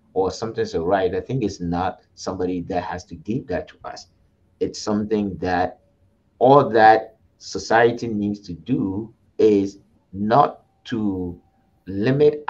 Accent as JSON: {"language": "English", "country": "Ghana", "tie": "born or raised there", "moved": "yes", "said": "I grew up in Ghana."}